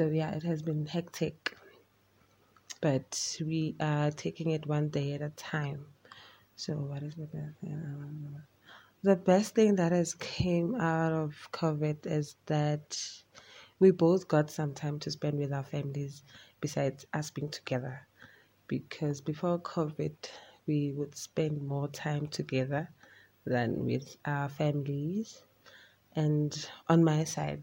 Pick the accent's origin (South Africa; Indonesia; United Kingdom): South Africa; Pretoria, Gauteng; I'm from Pretoria